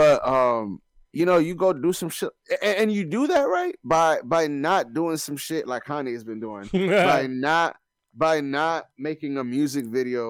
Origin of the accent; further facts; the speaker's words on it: Maryland, United States; we are from Maryland.